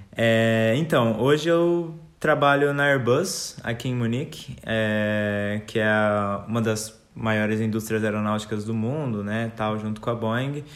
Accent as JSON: {"language": "Portuguese", "region": "São Paulo", "country": "Brazil", "moved": "as an adult", "lives_now": "Munich, Germany", "said": "a gente é de São Paulo, minha mãe é de São Paulo"}